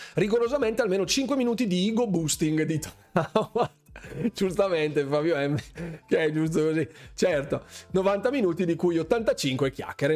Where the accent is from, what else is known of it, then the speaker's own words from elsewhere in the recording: Bergamo, Lombardy, Italy; accent: Bergamasque; qui a Bergamo nella mia terra